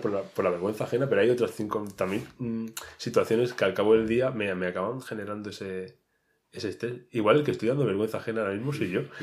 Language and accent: Spanish; Region of Murcia, Spain; moved away as an adult; now in Madrid, Spain; soy un pobrecito murciano que se ha venido a buscarse aquí la vida